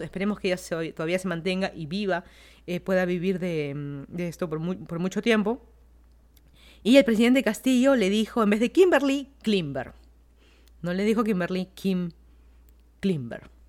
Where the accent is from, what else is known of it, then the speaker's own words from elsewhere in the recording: Lima, Peru; moved away as an adult; also born or lived in Miami, United States; now in Fairfax County, Virginia, United States; una ciudad que en teoría es la ciudad que nací, que crecí